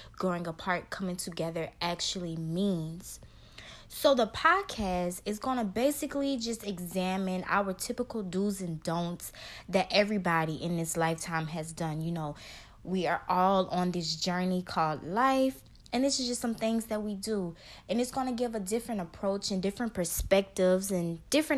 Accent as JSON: {"language": "English", "town": "Baton Rouge", "region": "Louisiana", "country": "United States", "tie": "born or raised there", "also_born_or_lived": "New Orleans, Louisiana", "said": "I grew up in Baton Rouge, though."}